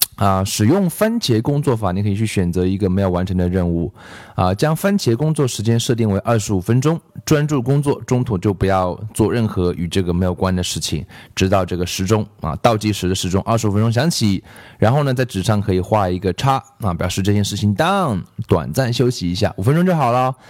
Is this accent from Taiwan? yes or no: no; China; 我中国人